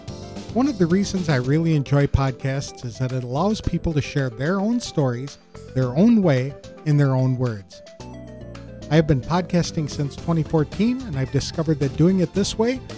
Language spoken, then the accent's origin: English; Madison, Wisconsin, United States; also born or lived in Oshkosh, Wisconsin; I'm a Wisconsin native who was born in 1960